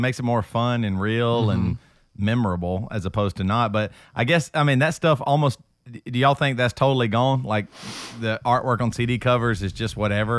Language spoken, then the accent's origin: English; Greer, South Carolina, United States; I mean, we grew up in Greer, South Carolina.